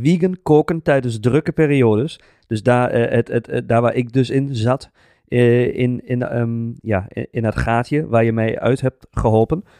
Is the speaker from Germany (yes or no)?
yes; Germany; Dutch is a second language; moved away as an adult; now in Netherlands; Ik ben gewoon een Duitser